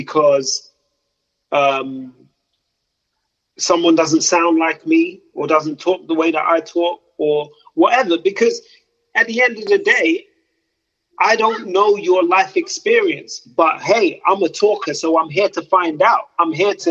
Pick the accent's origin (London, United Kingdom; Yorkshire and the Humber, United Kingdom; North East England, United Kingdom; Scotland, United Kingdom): London, United Kingdom; now in the Midlands, United Kingdom; I'm originally from London, but right now I live in the Midlands